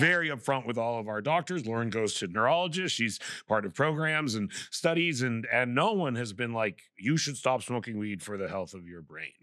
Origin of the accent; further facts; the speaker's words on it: Vancouver, British Columbia, Canada; I'm from Vancouver